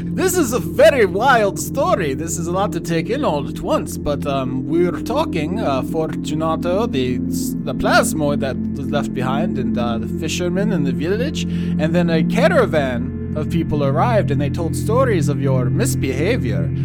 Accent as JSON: {"language": "English", "region": "Florida", "country": "United States", "tie": "born or raised there", "said": "growing up in Florida"}